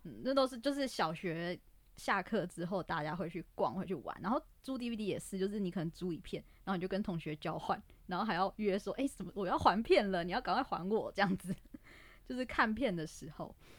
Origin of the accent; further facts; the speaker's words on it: Taipei, Taiwan; 因为我是台北的小孩